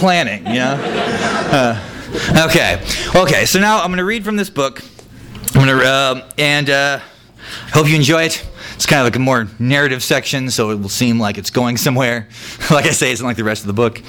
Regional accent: North Dakota, United States; I'm also from North Dakota

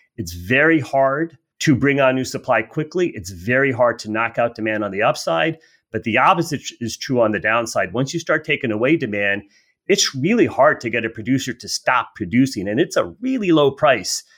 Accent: United States; as an American

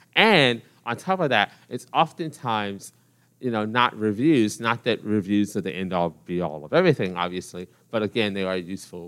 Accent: Dallas, Texas, United States; I'm from Dallas, Texas. I'm the playwright in residence at the Dallas Theater Center.

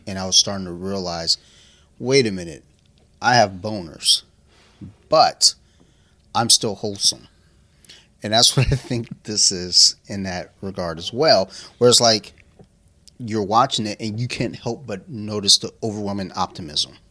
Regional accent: United States; I'm American

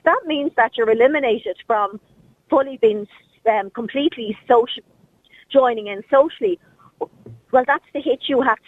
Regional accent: Ireland; sometimes I think we're forgetting that we're Irish and we're a republican country that we run ourselves.

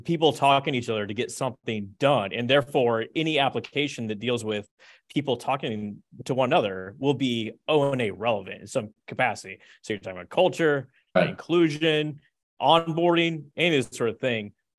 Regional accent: the South, United States; I'm from the South.

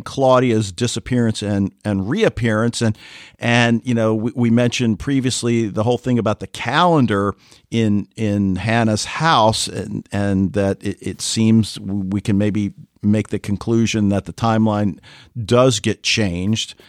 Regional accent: United States; as Americans

